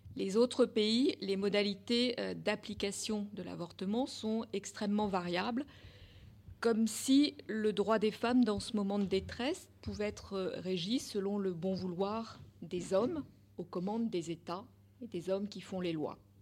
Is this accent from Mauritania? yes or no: no; France; c'est chez nous, en France. Et pourtant, nous sommes françaises, nous sommes européennes